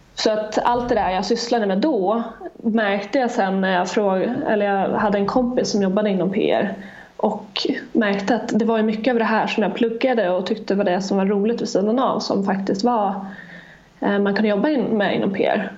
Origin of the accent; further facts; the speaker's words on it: Gotland, Sweden; jag kommer från Gotland